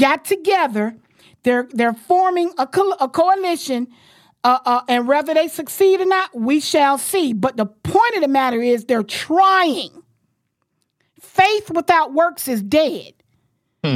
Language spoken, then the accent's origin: English; Florida, United States; I'm born and raised in Florida